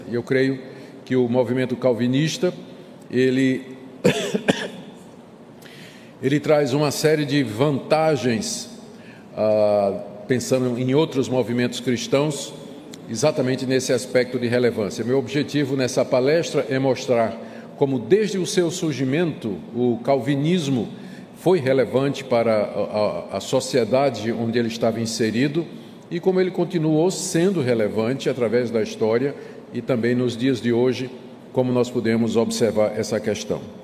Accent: Recife, Pernambuco, Brazil; accent: Pernambucan; also born or lived in João Pessoa, Paraíba; João Pessoa é minha cidade natal, embora eu tenha saído daqui com um bebezinho de um ano. Me criei aí na República vizinha, em Pernambuco, no Recife. Então, eh, os meus gostos é, alimentícios, o meu sotaque e a minha cosmovisão é pernambucana

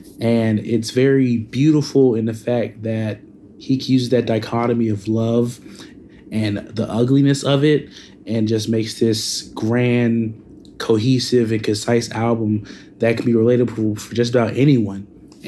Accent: Hartsville, South Carolina, United States; I'm … from Hartsville, South Carolina

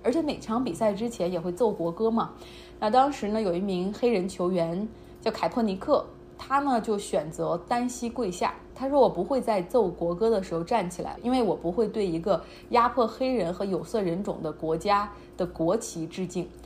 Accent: China; 我们中国人

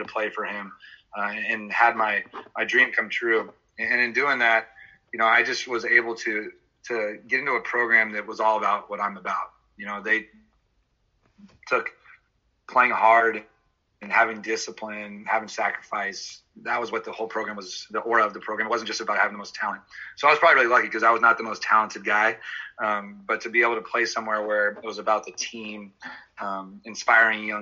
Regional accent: Lafayette, California, United States; I grew up in the Bay Area in Lafayette, California.

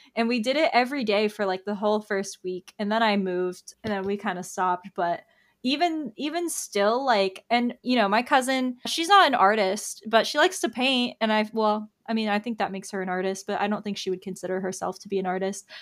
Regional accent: Tampa, Florida, United States; I'm from Tampa

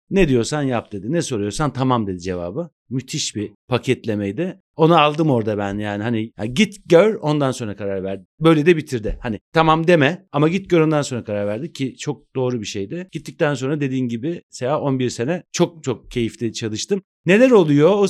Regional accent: Istanbul, Turkey; born there; 68 İstanbul doğumluyum. Pertevniyel'de okudum.

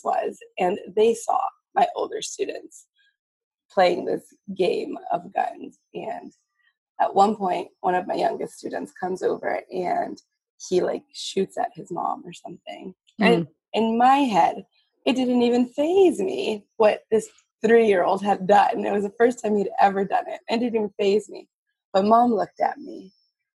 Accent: Texas, United States; also born or lived in New Mexico; now in Massachusetts, United States; I grew up in Texas and my family's had guns

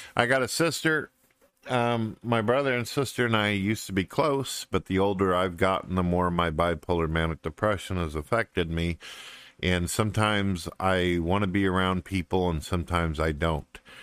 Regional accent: St. Louis, Missouri, United States; I was originally born in St. Louis, Missouri. I lived in the city for quite a few years, pretty much in the ghetto, the shank of uh, St. Louis, and then uh, ended up moving up into the countryside

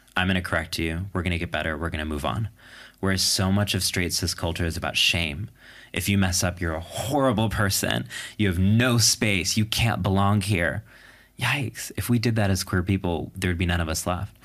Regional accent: New York City, New York, United States; when I say I'm from New York, what I mean is specifically a New York City diner table

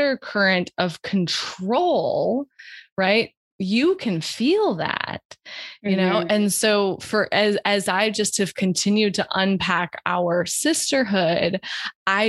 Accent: Wyoming, United States; I'm from Wyoming

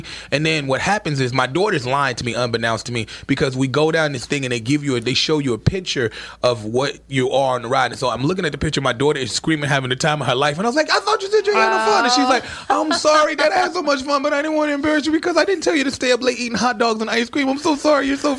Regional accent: Chicago, Illinois, United States; And I'm from Chicago, and I'm not used to this.

